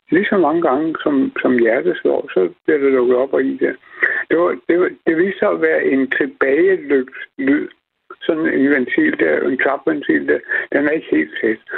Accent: Copenhagen, Capital Region of Denmark, Denmark; jeg kommer fra København

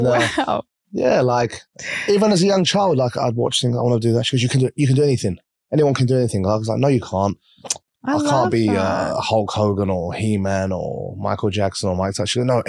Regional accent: Essex, East of England, United Kingdom; also born or lived in London; now in Dubai, United Arab Emirates; I was born and raised in the UK, okay. London, like everyone else, but I was raised the majority of my life in Essex. Uh-huh. You probably wouldn't have heard of it. It's like a suburb, we're known for like chavs.

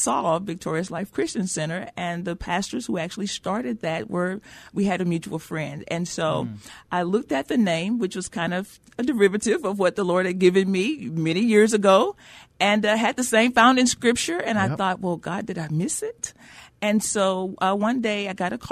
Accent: Brookshire, Texas, United States; moved away as an adult; now in San Antonio, United States; I'm from a little small town outside of Houston

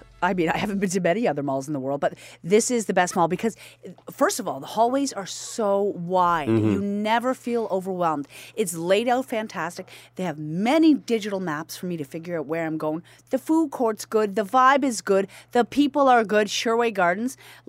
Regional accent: Scarborough, Ontario, Canada; I grew up on Danforth Road and STC was in it. I took my first bus ride to that mall and I know the balloons.

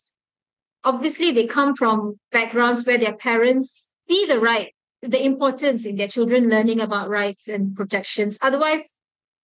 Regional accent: Malaysia; Being a Malaysian

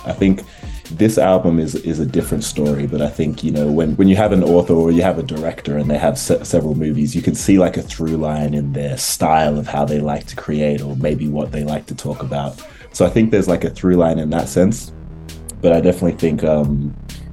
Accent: Canberra, Australian Capital Territory, Australia; also born or lived in Ghana; I moved to from Ghana to a city called Canberra, which is actually the capital city

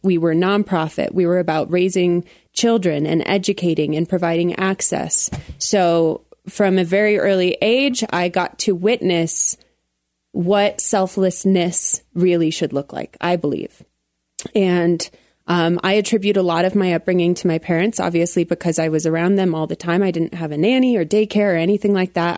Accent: Colorado Springs, Colorado, United States; I grew up in Colorado Springs

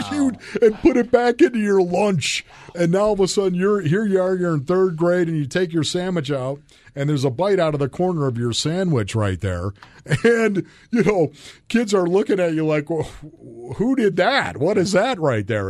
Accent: Orchard Park, New York, United States; moved away; I grew up in Orchard Park, New York

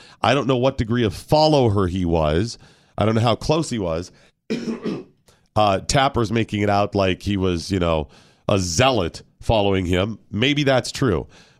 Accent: Ohio, United States; Yes, I am from Ohio.

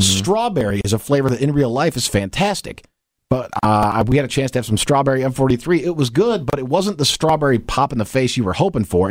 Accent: Michigan, United States; I was born and raised in Michigan

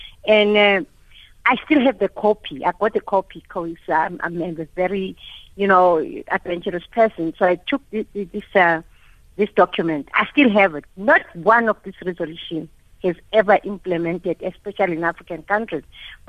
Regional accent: London, United Kingdom; Growing up in London, because I grew up in exile

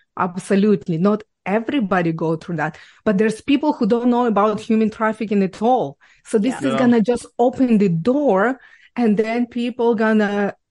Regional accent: Ukraine; English is a second language; moved away as an adult; now in Canada; I was born and raised in Ukraine

